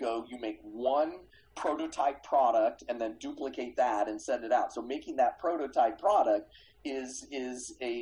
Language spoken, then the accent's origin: English; Kansas City, United States; I grew up in Kansas City